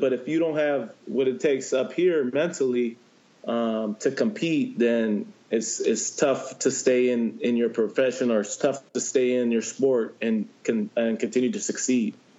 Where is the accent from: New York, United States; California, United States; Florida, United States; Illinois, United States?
California, United States; San Diego; growing up in San Diego